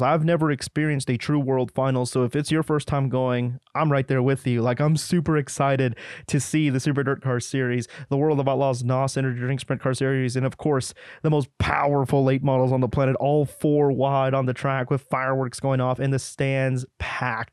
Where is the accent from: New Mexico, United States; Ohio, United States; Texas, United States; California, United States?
New Mexico, United States; I'm from New Mexico.